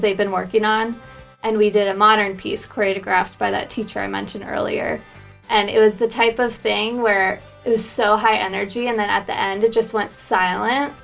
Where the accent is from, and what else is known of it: United States; moved away as an adult; now in Dorset, United Kingdom